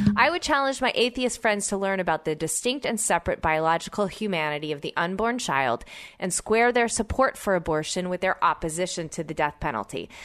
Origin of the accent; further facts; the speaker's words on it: Oklahoma City, Oklahoma, United States; I grew up in Oklahoma City